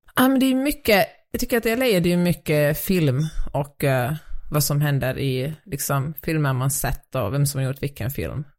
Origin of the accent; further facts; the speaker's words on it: Finland; moved away; jag är finlandssvensk